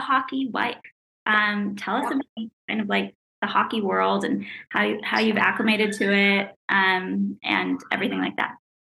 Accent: East Coast, United States; I'm from the East Coast

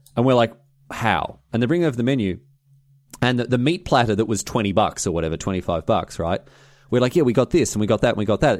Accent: Melbourne, Victoria, Australia; It was in my hometown

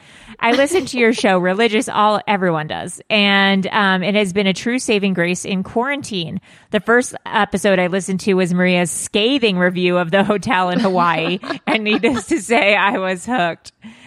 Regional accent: Czechia; English is a second language; I grew up in the Czech Republic, and the legend of Elizabeth Bathory was always a story I was aware

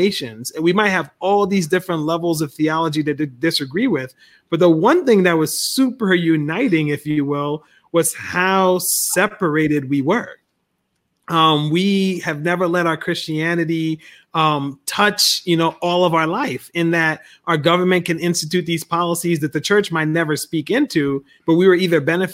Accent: Liberia; now in United States; I was born in Liberia.

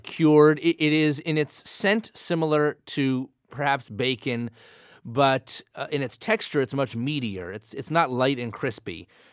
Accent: New Jersey, United States; I'm from New Jersey

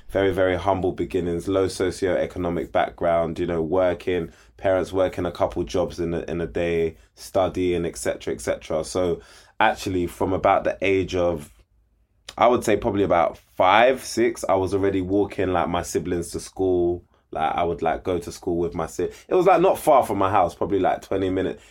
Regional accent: London, United Kingdom; grew up in Southeast London, like you said. Grew up in Peckham

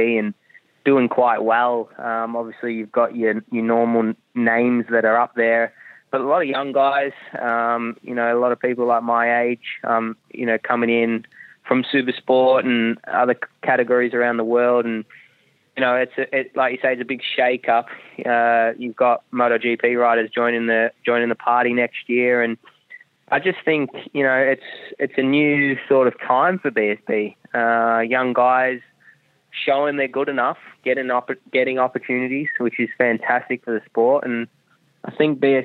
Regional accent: Melbourne, Victoria, Australia; first language German; also born or lived in Germany; I was born in Germany. And then they moved out to Australia when I was two, and I was a German-speaking baby.

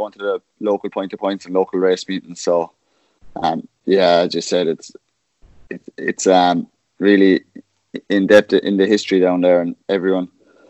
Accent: Cork, Munster, Ireland; moved away as an adult; also born or lived in Kilworth / Araglen; now in Victoria, Australia

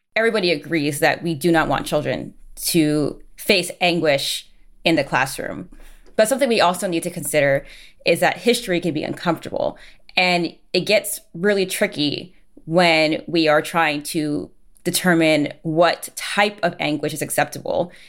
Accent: New Jersey, United States; moved away as an adult; also born or lived in New York City / West Coast; growing up in New Jersey

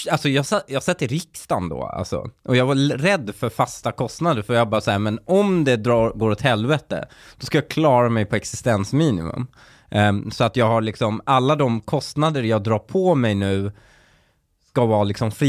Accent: Husby, Stockholm County, Sweden; Jag kommer ihåg när jag flyttade från eh, eh när jag flyttade från Husby till Väsby och bytte familj

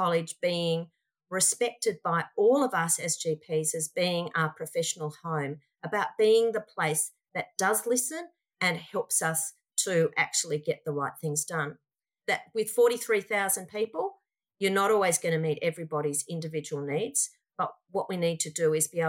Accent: Australia; I'm most proud of being Australian

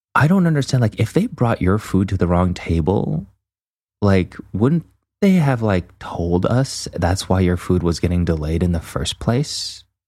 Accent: Canada; as a Canadian

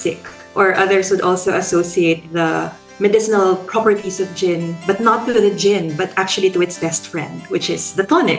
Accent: Philippines; now in Australia; I'm a Filipino sociologist based in Australia

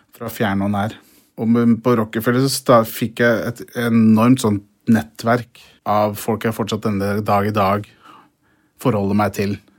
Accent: Brumunddal, Innlandet, Norway; jeg vokste opp i Brumunddal

